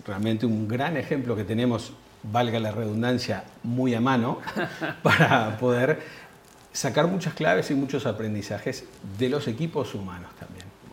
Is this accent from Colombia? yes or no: no; Uruguay; Yo como uruguayo